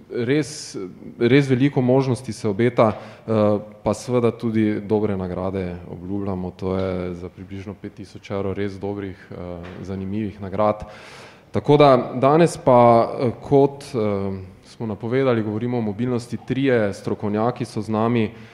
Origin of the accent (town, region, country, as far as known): Slovenia